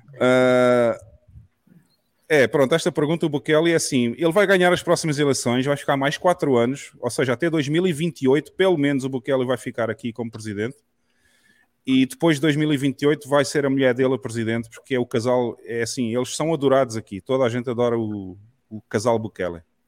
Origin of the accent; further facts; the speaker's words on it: Portugal; moved away as an adult; now in El Salvador; eu sou português, eu vivia em Portugal até há um ano atrás e eu saí de Portugal